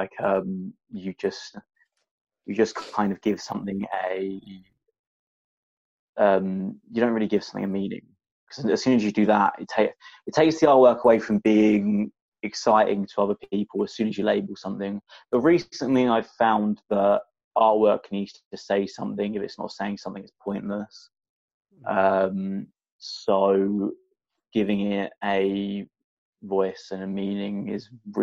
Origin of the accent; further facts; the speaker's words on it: Essex, East of England, United Kingdom; I grew up in Essex, and people are angry